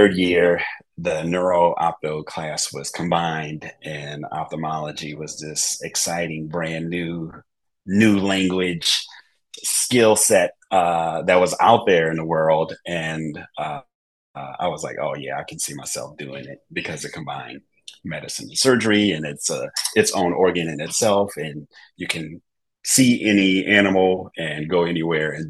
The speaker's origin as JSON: {"language": "English", "town": "New Orleans", "region": "Louisiana", "country": "United States", "tie": "born or raised there", "also_born_or_lived": "Tennessee / California / Michigan / Texas", "moved": "as an adult", "lives_now": "Shreveport, United States", "said": "growing up in New Orleans"}